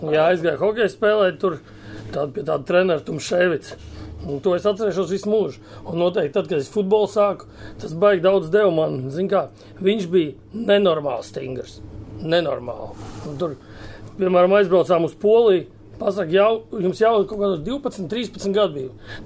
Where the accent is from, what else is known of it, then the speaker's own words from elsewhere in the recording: Riga, Latvia; Es no Rīgas visu mūžu esmu bijis rīznieks